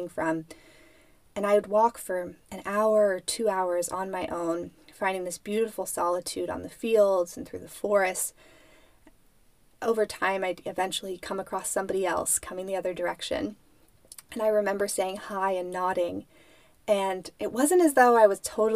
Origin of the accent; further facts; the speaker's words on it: United States; moved away; My hometown, Lake Tahoe